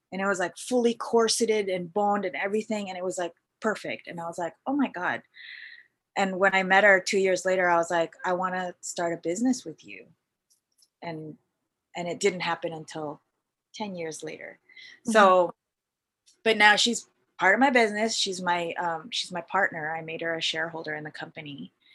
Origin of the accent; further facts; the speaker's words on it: Vancouver, British Columbia, Canada; moved away as an adult; also born or lived in Philippines; now in Toronto, Canada; I moved to Toronto from Vancouver after when I was your age. I was mm-hmm. like 27.